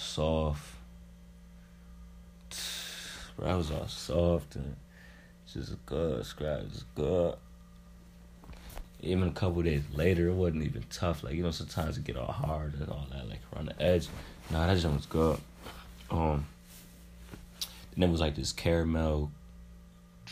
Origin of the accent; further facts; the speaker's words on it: Rochester, New York, United States; now in Greensboro, United States; I'm from Rochester, New York